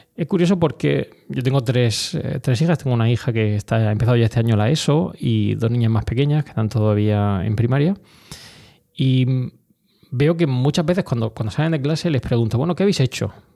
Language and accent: Spanish; Orihuela, Valencian Community, Spain; moved away as an adult; also born or lived in Granada / Madrid; yo fui desde Orihuela, eh, mi ciudad em, no natal, pues sabes que soy granadino, pero bueno, realmente la ciudad donde he desarrollado toda mi infancia, donde he estado toda mi infancia